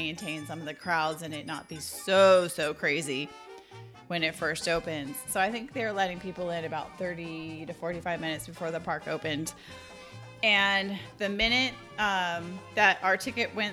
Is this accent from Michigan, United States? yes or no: no; California, United States; accent: California; now in Texas, United States; I did grow up there, so there is. I have a California accent.